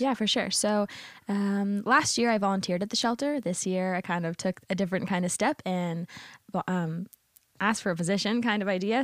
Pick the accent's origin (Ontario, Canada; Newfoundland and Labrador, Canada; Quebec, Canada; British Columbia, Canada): Ontario, Canada; Windsor; moved away as an adult; now in St. Catharines, Canada; currently, my parents live in Windsor, Ontario